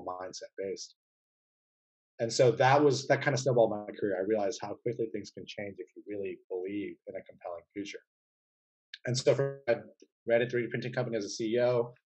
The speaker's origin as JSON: {"language": "English", "area": "Silicon Valley", "region": "California", "country": "United States", "tie": "born or raised there", "said": "I grew up in Silicon Valley"}